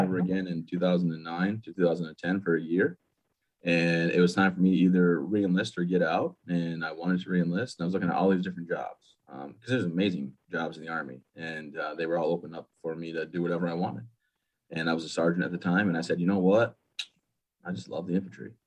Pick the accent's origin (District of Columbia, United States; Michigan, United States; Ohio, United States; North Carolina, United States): Michigan, United States; moved away as an adult; now in Maine, United States; I actually grew up in Michigan